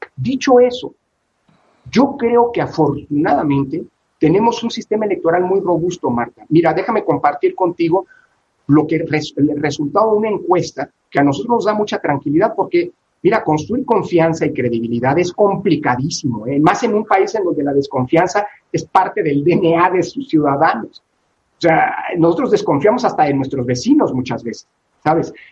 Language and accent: Spanish; Mexico; como mexicano